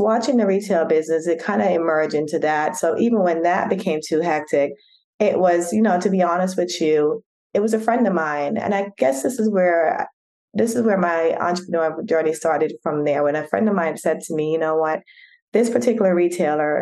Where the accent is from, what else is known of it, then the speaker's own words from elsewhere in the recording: New York, United States; also born or lived in Jamaica; now in Atlanta, United States; I was born in Jamaica, but raised in New York and then now reside in Atlanta with my family.